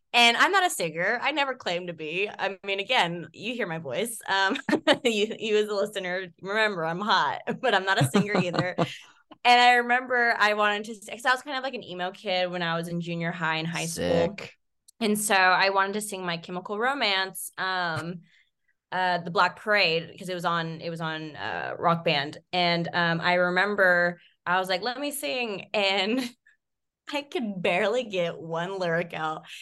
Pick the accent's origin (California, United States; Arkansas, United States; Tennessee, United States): California, United States; Visalia; it was the Sequoia Mall. Um, Ooh. Um, yeah, in my hometown